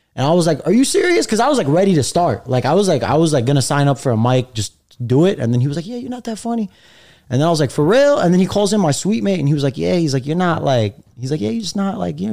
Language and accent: English; New York City, New York, United States; I was born and raised in Brooklyn, but my parents are from uh, Algeria, Egypt.